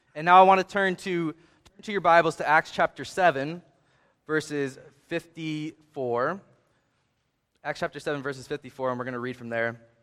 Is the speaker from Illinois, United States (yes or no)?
no; Hagerstown, Maryland, United States; I grew up in Hagerstown, Maryland